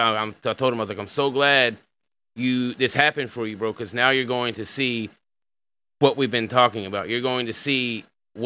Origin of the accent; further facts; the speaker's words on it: Tulsa, Oklahoma, United States; I grew up in Tulsa.